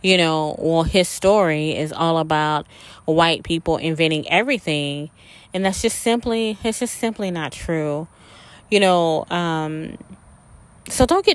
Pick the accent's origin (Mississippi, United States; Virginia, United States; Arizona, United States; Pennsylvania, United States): Mississippi, United States; South; I grew up in South Mississippi